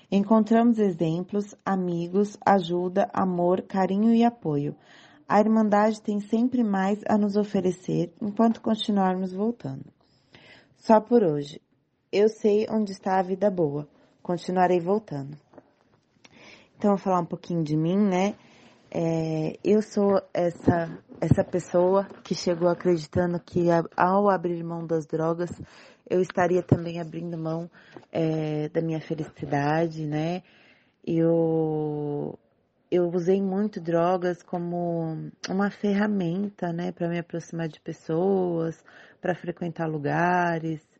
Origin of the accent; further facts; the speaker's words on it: São Paulo, Brazil; Eu sou aqui de São Paulo